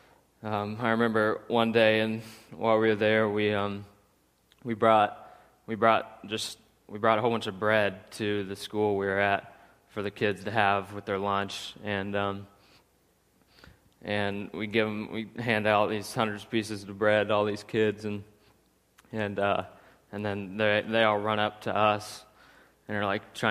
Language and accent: English; St. Joseph, United States; I grew up here in St. Joe